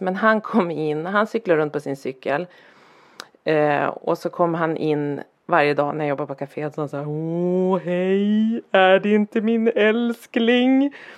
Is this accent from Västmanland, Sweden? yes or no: no; Härnösand, Västernorrland County, Sweden; moved away; när jag växte upp i Härnösand, där jag växte upp